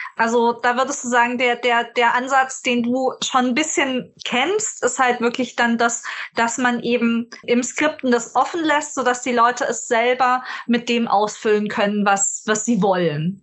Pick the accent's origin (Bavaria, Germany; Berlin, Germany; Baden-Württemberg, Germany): Bavaria, Germany; Munich; ich komme ja aus München